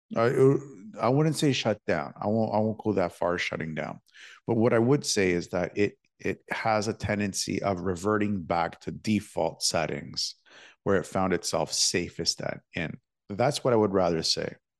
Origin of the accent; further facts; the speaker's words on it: Toronto, Ontario, Canada; I'm from Toronto